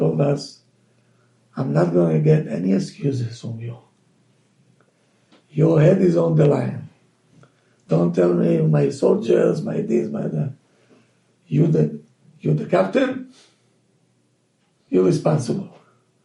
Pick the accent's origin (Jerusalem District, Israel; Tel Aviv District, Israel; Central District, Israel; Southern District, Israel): Tel Aviv District, Israel; Tel Aviv; moved away; Lived in the midst of the world of the Tumah, the Tel Aviv, two blocks away from the beach.